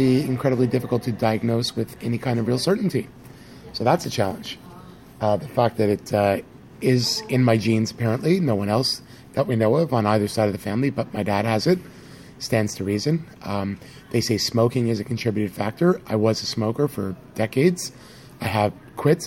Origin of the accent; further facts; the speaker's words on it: Canada; I'm from Canada. I live in Toronto